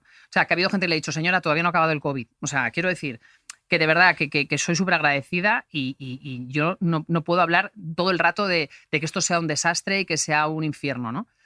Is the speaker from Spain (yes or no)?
yes; Galicia, Spain; soy gallega